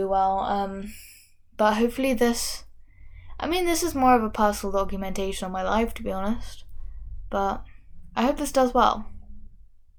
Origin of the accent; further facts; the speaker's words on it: London, United Kingdom; accent: Londoner, plus another place; I am got a Londoner accent, plus another place that no one has ever heard